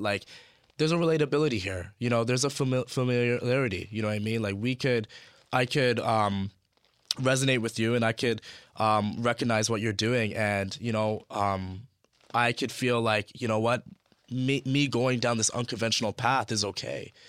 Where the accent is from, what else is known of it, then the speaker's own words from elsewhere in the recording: Toronto, Ontario, Canada; growing up in Scarborough